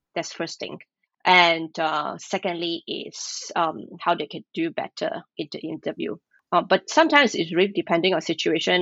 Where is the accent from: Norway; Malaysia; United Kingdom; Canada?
Malaysia; moved away as an adult; now in Tokyo, Japan; I'm from Malaysia.